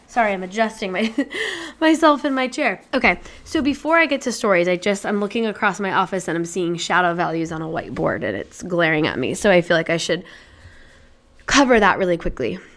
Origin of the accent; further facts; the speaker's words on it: Indianapolis, Indiana, United States; also born or lived in Chicago / Boston / Colorado; now in New Hampshire, United States; I'm initially from Indianapolis, Indiana, and I now live in New Hampshire